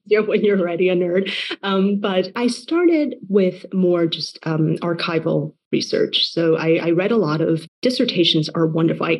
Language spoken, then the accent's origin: English; Taiwan; moved away; I was born and raised in Taiwan